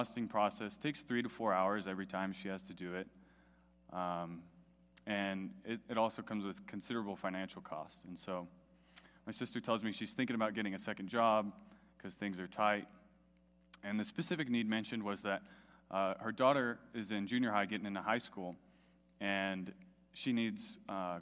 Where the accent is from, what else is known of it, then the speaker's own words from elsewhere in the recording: Melrose, United States; I grew up in Melrose, a little town 40 minutes from here